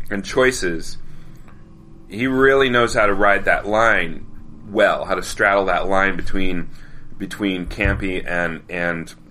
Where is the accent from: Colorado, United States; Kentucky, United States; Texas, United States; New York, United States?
Colorado, United States; See, I grew up in Colorado and Colorado by nature has no unless you're the, from the southeast corner of the state, there's no real accent for Colorado.